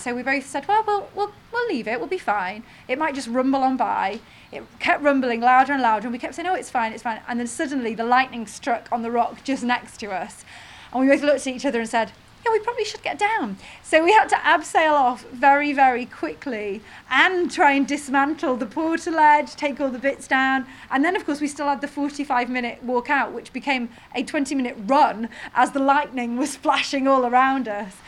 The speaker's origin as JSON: {"language": "English", "region": "North Wales", "country": "United Kingdom", "tie": "born or raised there", "said": "I grew up in North Wales"}